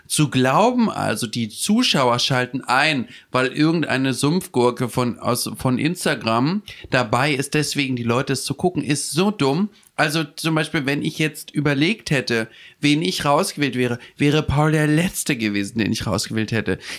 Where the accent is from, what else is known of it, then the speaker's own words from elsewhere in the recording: Hamburg, Germany; ich komme von aus Hamburg, mh, hm, von der Reeperbahn äh, und so.